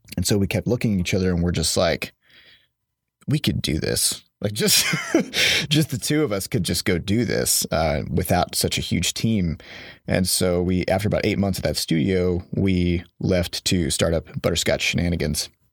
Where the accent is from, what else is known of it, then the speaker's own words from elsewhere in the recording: Iowa, United States; now in St. Louis, United States; I'm from Iowa, and there's just no games industry to speak of there